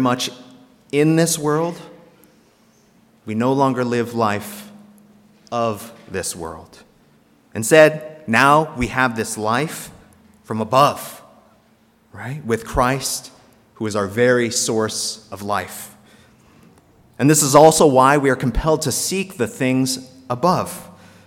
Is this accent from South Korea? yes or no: yes; South Korea; moved away; if I was born in North Korea instead of South Korea